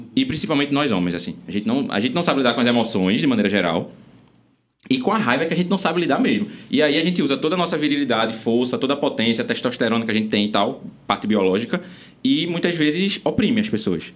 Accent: Recife, Pernambuco, Brazil; eu sou nascido e criado no Ibura, adoro meu, meu bairro lá, o Ibura.

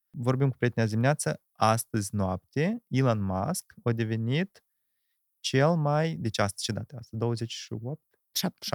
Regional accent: Ialoveni, Ialoveni District, Moldova; Da, eu sunt din Ialoveni, născut în Ialoveni, făcut școala Neoloveni, plecat Neoloveni și acum din nou m-am întors Neoloveni.

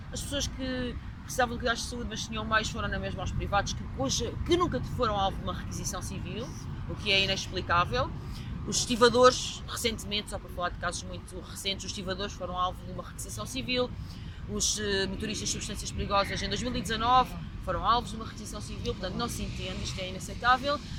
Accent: Coimbra, Centro, Portugal; also born or lived in Angola / Brazil / United States; eu sou de Coimbra

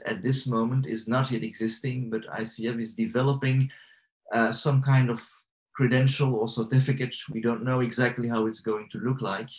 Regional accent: Belgium; I'm from Belgium

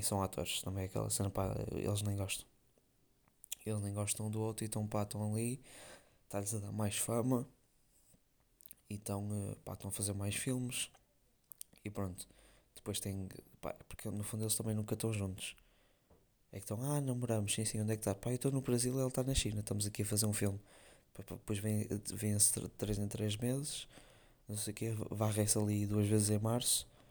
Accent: Porto, North, Portugal; accent: northern (Porto); eu ser do Norte e não sei o que, do Porto

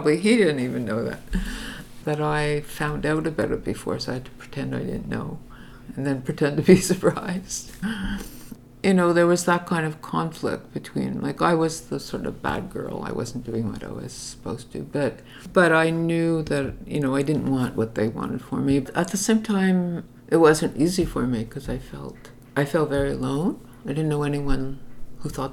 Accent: Montreal, Quebec, Canada; I grew up in Outremont, which was then like a Jewish enclave

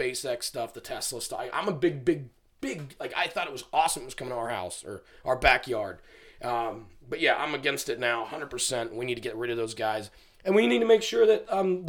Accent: Camden County, Georgia, United States; I'm from Camden

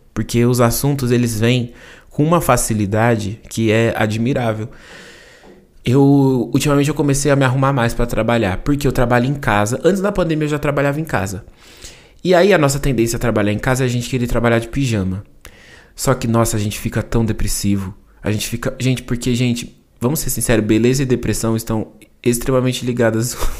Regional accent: São Paulo, Brazil; accent: paulista R; eu sou paulista, né? Eu falo porta

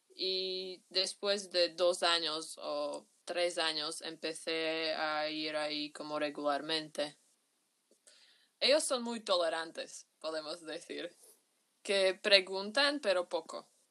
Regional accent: Bratislava, Bratislava Region, Slovakia; Spanish is a second language; soy de Eslovaquia, de Bratislava, es la capital de aquí.

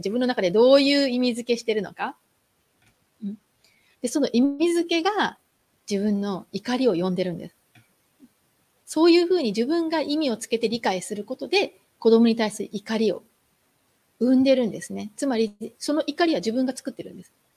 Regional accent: Japan; moved away

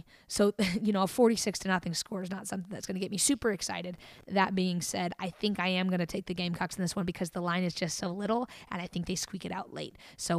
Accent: Tennessee, United States; we grew up in Tennessee

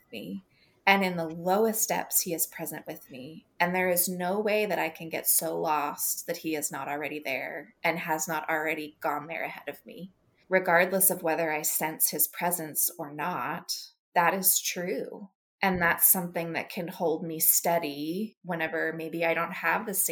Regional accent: United States; as American Christians

